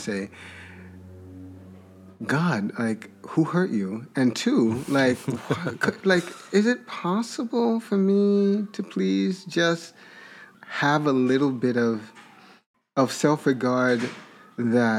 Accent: Jamaica; moved away; also born or lived in Brooklyn; I'm Caribbean, I'm from Jamaica, which I always thought was actually the most accurate way for me to talk about my influences, because I grew up in a very Jamaican household

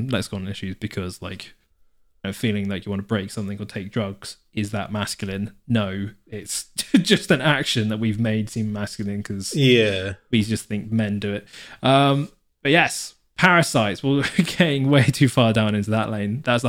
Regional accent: South West England, United Kingdom; I mean, growing up in Devon, you're like, oof, you get many.

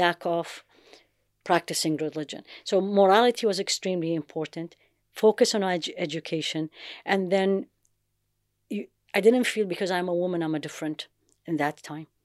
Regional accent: Baghdad, Baghdad Governorate, Iraq; moved away; also born or lived in United States / London / Jeddah; I grew up in Baghdad

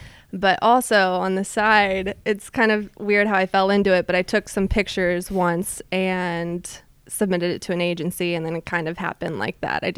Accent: Kansas City, Missouri, United States; 7 years old. I was in Kansas City, Missouri.

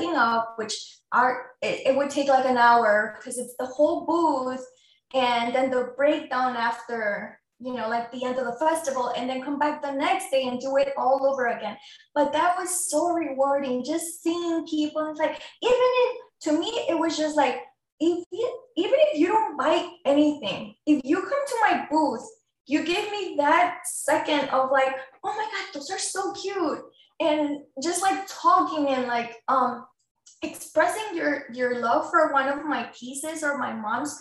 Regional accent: Mexico City, Mexico; moved away; I'm an immigrant from Mexico City.

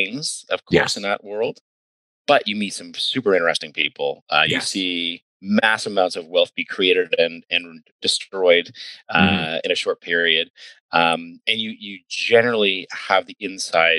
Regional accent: Ayr, Ontario, Canada; moved away as an adult; also born or lived in Vancouver / United States; I grew up in Ayr, Ontario.

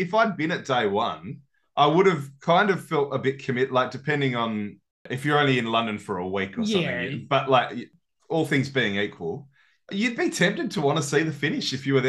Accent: Australia; as an Aussie

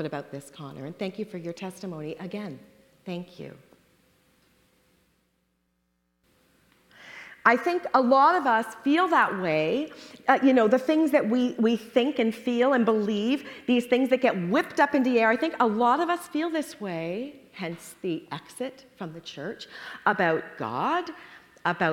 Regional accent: Toronto, Ontario, Canada; moved away as an adult; now in United States; when the four of us moved from Canada, we're from Toronto, to the U.S. 23 years ago

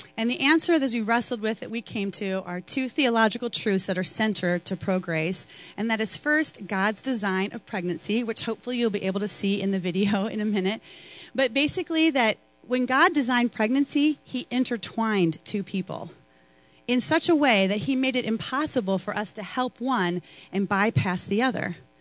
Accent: Chicago, Illinois, United States; I'm from Chicago

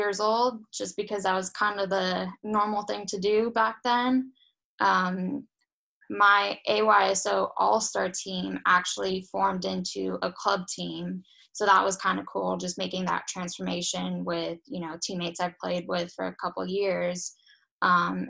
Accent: Los Angeles, California, United States; moved away as an adult; now in Iceland; Southern California, so in Los Angeles.

